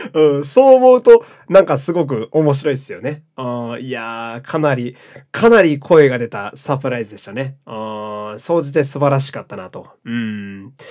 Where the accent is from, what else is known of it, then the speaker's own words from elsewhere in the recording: Fukui, Japan; 私あの、福井県のね、え ー、生まれ育ちなんですけれども